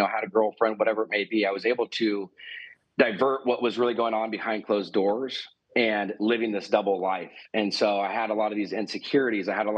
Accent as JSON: {"language": "English", "town": "Newport Beach", "region": "California", "country": "United States", "tie": "born or raised there", "said": "Was born and raised in Newport Beach, California"}